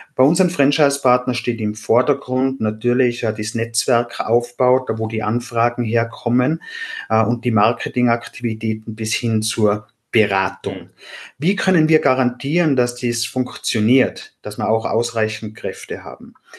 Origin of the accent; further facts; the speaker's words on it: Austria; accent: Austrian; Wie man hört, bin ich Österreicher. Das kann ich durch meine Aussprache leider nicht verstecken.